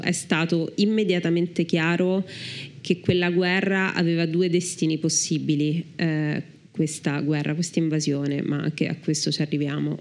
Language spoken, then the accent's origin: Italian; Italy